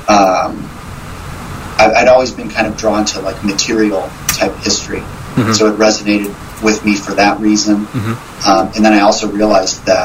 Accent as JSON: {"language": "English", "region": "Missouri", "country": "United States", "moved": "yes", "said": "I'm originally from Missouri"}